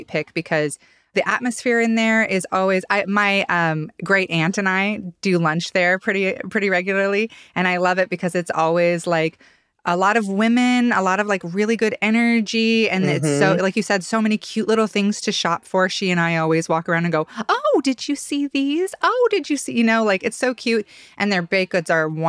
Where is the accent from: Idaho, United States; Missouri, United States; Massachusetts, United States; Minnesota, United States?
Idaho, United States; Ada County; now in Boise, United States; when I was a kid, the Ada County Community Library was like my library. Now we live over in West Boise again